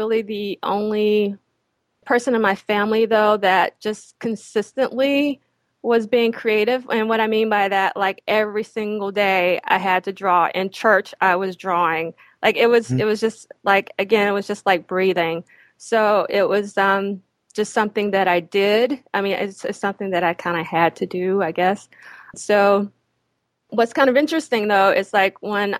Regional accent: Eutaw, Alabama, United States; moved away as an adult; also born or lived in Philadelphia; now in New York, United States; I was born and raised in Utah, Alabama

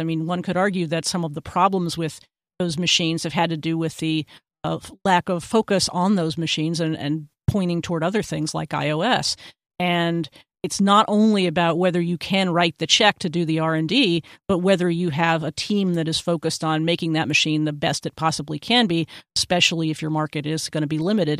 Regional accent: Texas, United States; my home state of Texas

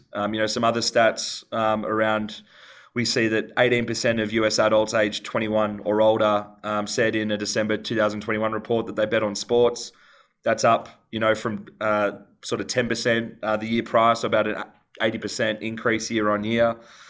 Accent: Australia; The population centers in both those states dwarf my home country, Australia.

